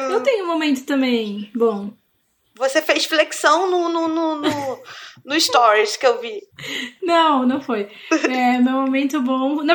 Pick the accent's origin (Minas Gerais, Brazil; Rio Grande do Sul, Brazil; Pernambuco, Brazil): Rio Grande do Sul, Brazil; Porto Alegre; Eu sou de Porto Alegre, tô falando mal de São Paulo, eu posso.